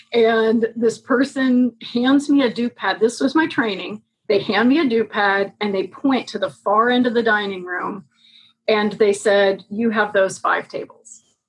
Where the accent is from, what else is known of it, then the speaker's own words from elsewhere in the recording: St. Louis, Missouri, United States; also born or lived in Los Angeles; Well, grew up in St. Louis and then Los Angeles and then Louisville, Kentucky.